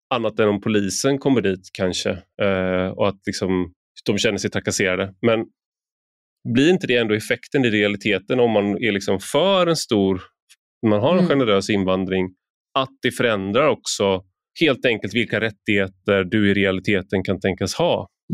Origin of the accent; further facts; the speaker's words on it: Sweden; jag har inget annat land, så att säga, jag har ingen annan, ingen annan bakgrund än, även mm. mitt namn antyder det, men det har jag inte. Jag är bara svensk